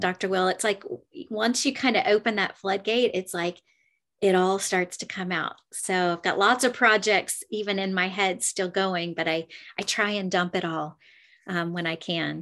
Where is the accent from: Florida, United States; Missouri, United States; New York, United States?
Florida, United States; Clearwater; I'm from Clearwater, Florida